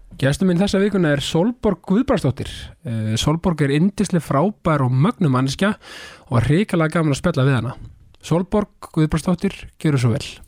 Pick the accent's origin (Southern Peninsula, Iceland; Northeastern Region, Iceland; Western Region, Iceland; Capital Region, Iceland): Southern Peninsula, Iceland; Keflavík; ég er keflingingu sko, ég er ekki suðunisja